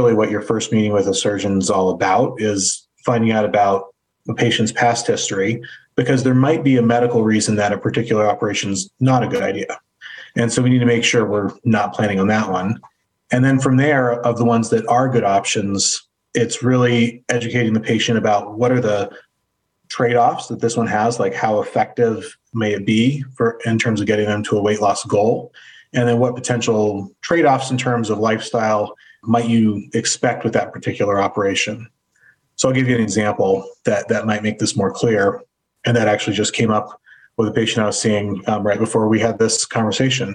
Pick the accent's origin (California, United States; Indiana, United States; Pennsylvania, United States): California, United States; Fort Bragg; also born or lived in Durham, North Carolina; now in Cleveland, United States; I grew up in Northern California in a small town called Fort Bragg, which is on the coast about four hours north of San Francisco